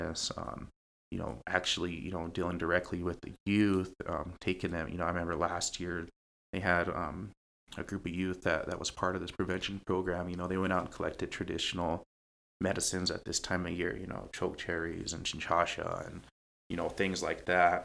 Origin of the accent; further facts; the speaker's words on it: Pine Ridge, South Dakota, United States; growing up in Pine Ridge